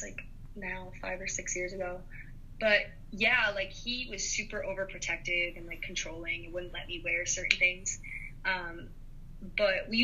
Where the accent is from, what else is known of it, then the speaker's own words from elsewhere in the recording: Denville, New Jersey, United States; also born or lived in New York City; I grew up in Denville, New Jersey. I grew up there all my life. That's where I was raised